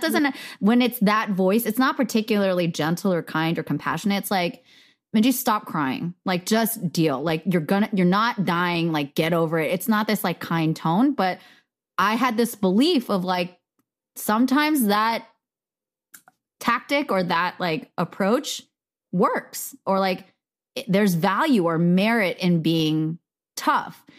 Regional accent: United States; I am Korean American. My parents are immigrants.

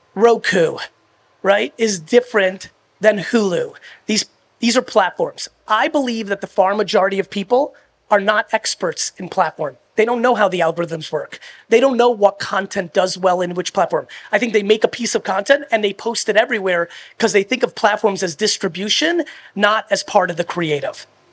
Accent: United States; also born or lived in Soviet Union; I was born in the Soviet Union, and then I came to America when I was three

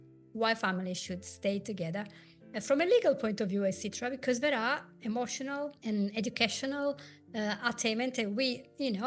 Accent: Italy; accent: Italian; English is a second language; I am Italian. If you in 184 episodes have not worked this out through my accent, well, you're not listening. My accent is very thick.

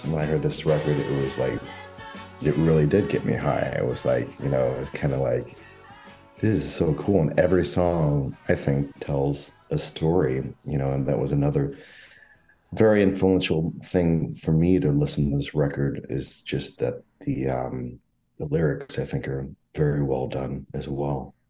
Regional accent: St. Louis, Missouri, United States; now in Chicago, United States; I grew up in the St. Louis area.

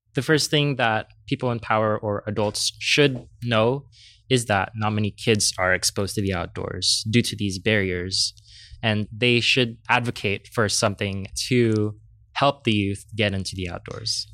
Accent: San Diego, California, United States; I am from Southeast San

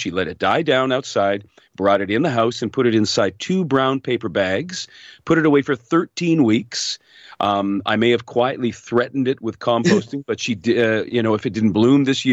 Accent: Hamilton, Ontario, Canada; moved away as an adult; now in Collingwood, Canada; My wife and I both born and raised in Hamilton

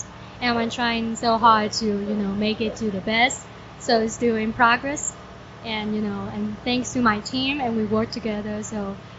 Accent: Taichung, Taiwan; moved away as an adult; now in United States; I'm from Taiwan, and the center of Taiwan called Taichung. Yeah, and I was born there. It's straight to the bone, you know, Taiwanese.

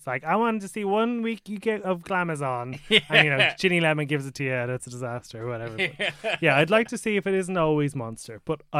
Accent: Balbriggan, Leinster, Ireland

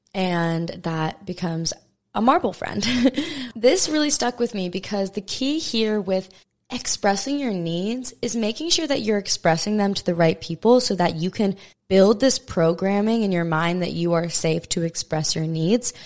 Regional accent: Maui, Hawaii, United States; born and raised on Maui, Hawaii

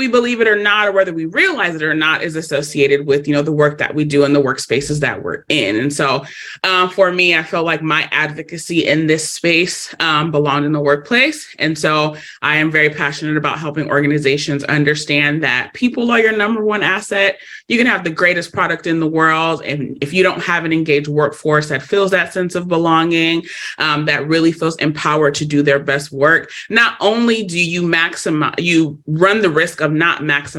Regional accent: Los Angeles, California, United States; I am born and raised in Los Angeles, California.

